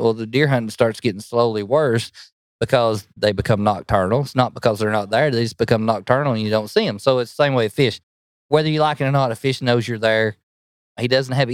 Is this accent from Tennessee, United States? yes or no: yes; Spring City, Tennessee, United States; I'm from Spring City, Tennessee, right near Lake Chickamauga. Probably everybody's heard of Lake Chickamauga, but born and raised there for all my life. Grew up on the Tennessee River